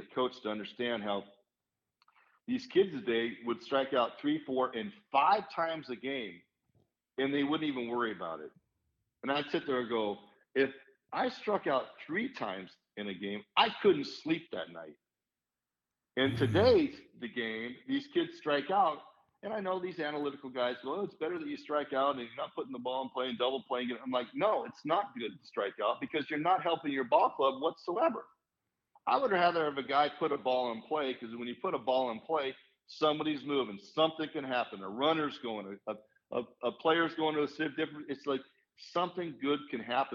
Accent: California, United States; being from California

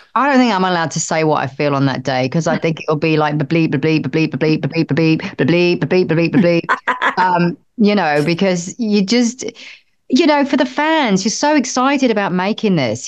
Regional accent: United Kingdom; I'm British

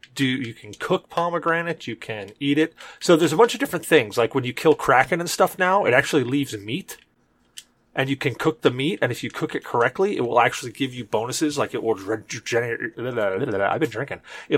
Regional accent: New York, United States; And if you know me, I'm from New York. I spent a lot of time in Brooklyn and the Bronx and Harlem and Yonkers, pretty much all the boroughs.

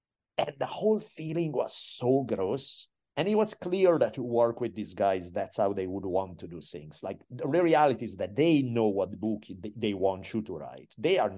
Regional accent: Italy; And again, I'm from Italy.

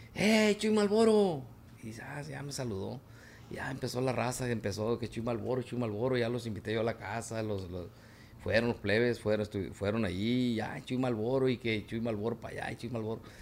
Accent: Villa Benito Juárez, Sinaloa, Mexico; moved away; also born or lived in Guamúchil, Sinaloa; Pero soy de Tamazula II. de Villa Benito Juárez. De ahí soy yo, de Villa Benito Juárez

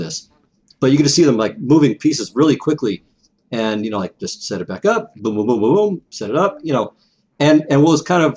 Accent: Las Vegas, Nevada, United States; I grew up in Las Vegas

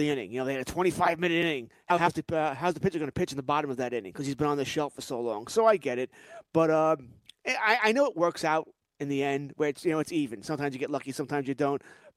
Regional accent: Long Island, New York, United States; growing up on Long Island back in the 70s and 80s

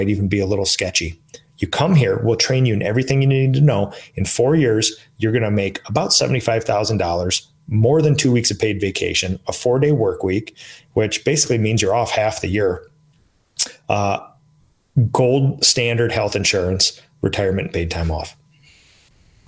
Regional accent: Minnesota, United States; in Minnesota, my hometown

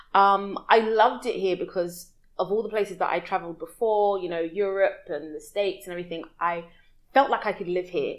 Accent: London, United Kingdom; moved away as an adult; now in Dubai, United Arab Emirates; I'm from West London in the UK, and uh, born and raised, lived there my whole life

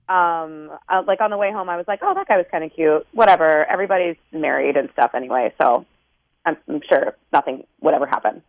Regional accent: Maryland, United States; moved away; we're both from Maryland

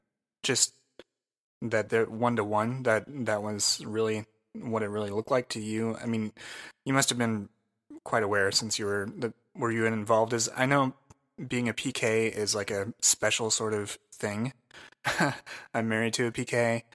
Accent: Naperville, Illinois, United States; I grew up in Naperville, like starting freshman year of high school.

